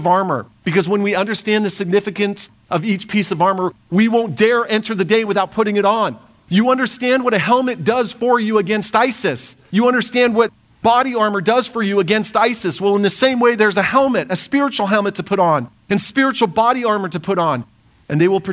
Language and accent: English; United States; we as American Christians